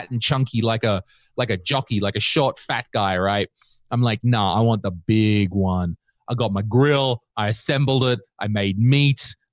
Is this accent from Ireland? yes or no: no; Australia; I am Australian, and I, I was just quickly ch- checking chat.